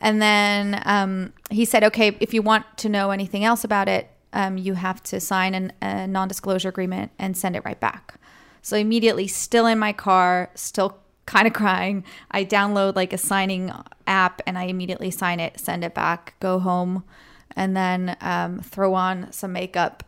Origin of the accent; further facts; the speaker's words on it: Switzerland; moved away as an adult; now in United States; I'm from Switzerland, And I moved here five years ago.